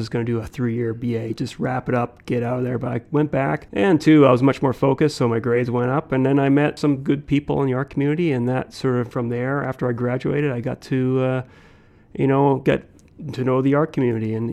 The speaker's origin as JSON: {"language": "English", "region": "England", "country": "United Kingdom", "lives_now": "Canada", "said": "as a Canadian. It's not like Americans who will, you know, they become an American. Uh, you know, I've always considered like that was always there, the being English from England."}